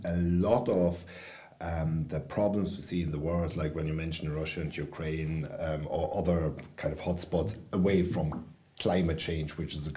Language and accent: English; Berlin, Germany; moved away as an adult; now in Ireland; I grew up in West Berlin in the 1970s and 80s.